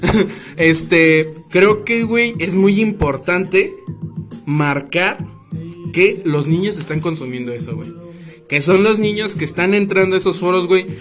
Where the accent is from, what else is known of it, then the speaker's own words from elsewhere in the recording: Mexico City, Mexico; los chilangos, güey, si metemos todo en un bolillo